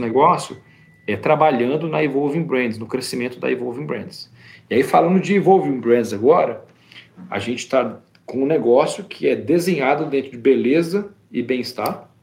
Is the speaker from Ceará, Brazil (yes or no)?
no; Espírito Santo, Brazil; moved away as an adult; also born or lived in São José dos Campos; now in United States; Eu fui criado no Espírito Santo antes de ir para a faculdade em São José dos Campos